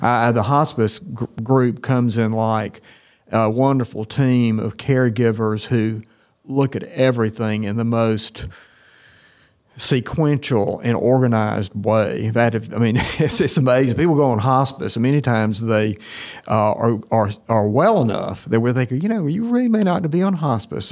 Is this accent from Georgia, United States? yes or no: yes; Tifton, Georgia, United States; I'm actually from Tifton. I was at Tift County High School